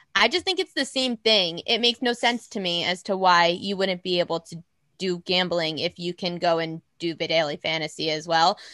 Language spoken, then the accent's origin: English; around New York City, United States; also born or lived in North Carolina; I'm from around the city